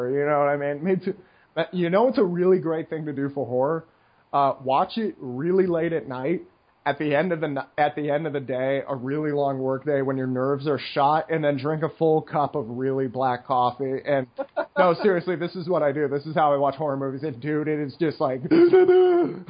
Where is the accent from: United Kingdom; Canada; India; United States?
United States; moved away; I'm an American once in a while in this neighborhood